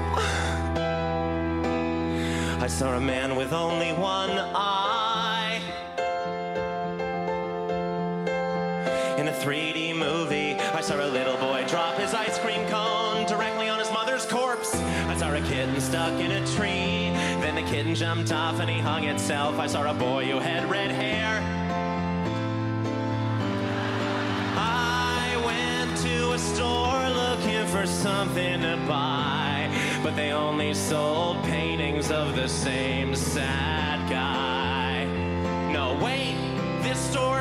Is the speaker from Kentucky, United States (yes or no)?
no; Boston, Massachusetts, United States; moved away as an adult; now in Hollywood, United States; I moved to Hollywood recently from Boston. That's where I grew up.